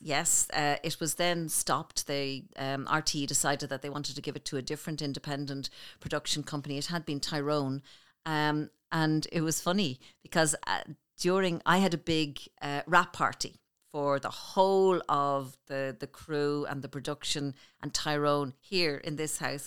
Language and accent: English; Clondalkin, Leinster, Ireland; we grew up on Saint Bridget's Road in Clondalkin